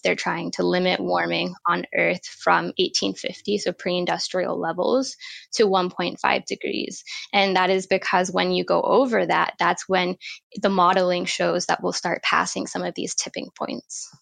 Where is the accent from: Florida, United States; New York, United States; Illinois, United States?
Florida, United States; now in Wellington, New Zealand; I grew up in Florida, which is a good place to get involved in the ocean for sure, mm, because mm, we're surrounded by the ocean there. I grew up on the Gulf Coast